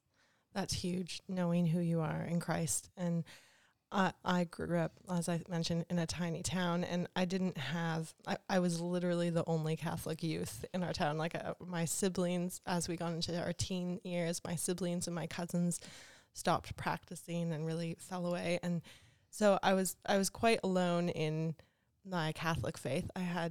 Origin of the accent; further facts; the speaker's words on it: Canada; accent: Canadian; moved away as an adult; now in Melbourne, Australia; in case you haven't noticed my accent, I am Canadian.